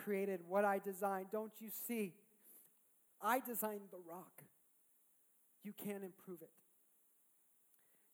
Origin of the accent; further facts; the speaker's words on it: California, United States; As a Californian.